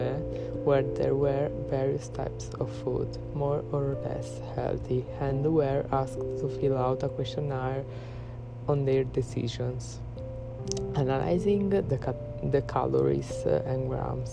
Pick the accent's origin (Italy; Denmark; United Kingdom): Italy; I'm from Italy, I'm Italian